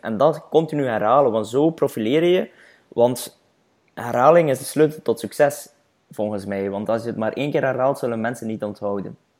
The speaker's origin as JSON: {"language": "Dutch", "region": "Flanders", "country": "Belgium"}